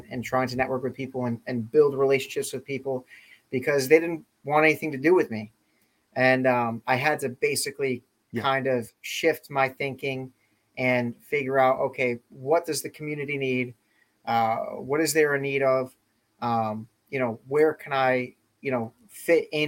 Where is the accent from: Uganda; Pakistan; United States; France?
United States; West Springfield, Massachusetts; moved away as an adult; now in Rhode Island, United States; I'm originally from Western Massachusetts, originally from West Springfield, Mass. I grew up there